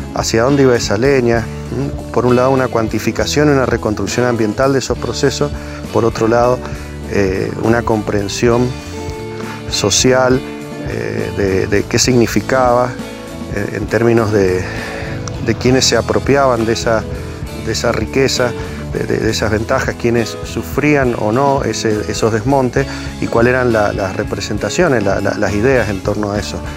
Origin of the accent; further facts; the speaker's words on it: Mendoza, Argentina; Soy de Mendoza, nacido en Mendoza, estudié geografía acá en la Universidad de Cuyo